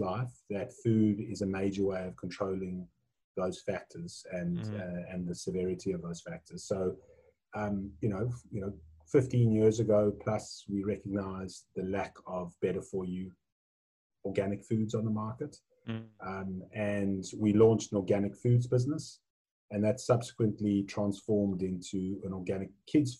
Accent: South Africa; now in Australia; So the accent might give it away, but I was born in South Africa. I've been in Australia now. This is my 24th year.

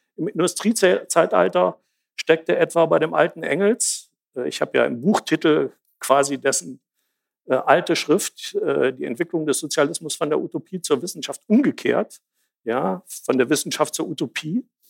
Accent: Jena, Thuringia, Germany; Ich komme aus Jena

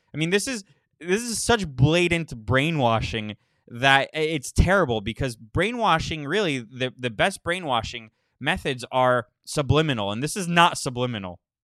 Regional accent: Florida, United States; moved away; I'm from Florida. I don't live there, but I'm from there

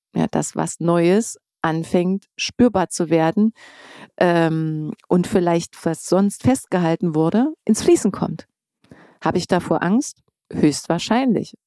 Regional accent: East Germany, Germany; now in Berlin, Germany; ich bin Ossi

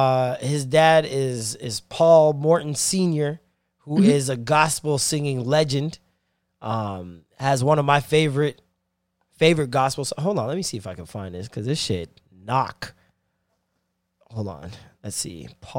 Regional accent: Jamaica; As a Jamaican, I am disgusted and concerned.

